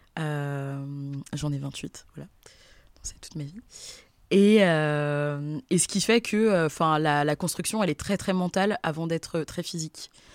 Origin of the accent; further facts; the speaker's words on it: Versailles, Île-de-France, France; j'ai grandi à Versailles